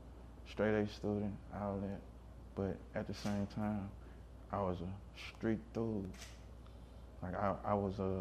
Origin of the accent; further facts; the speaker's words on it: Hammond, Louisiana, United States; also born or lived in Seattle; Hammond, Louisiana